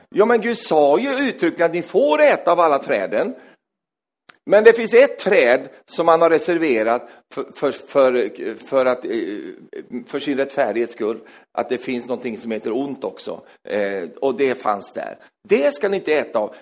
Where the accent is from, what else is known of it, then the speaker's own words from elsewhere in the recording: Sweden; jag är svensk